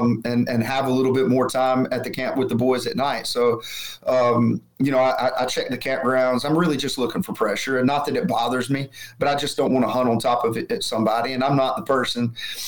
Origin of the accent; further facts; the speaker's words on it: Alabama, United States; Growing up in Alabama, where it was absolutely not legal, it's just one of those things that I don't do.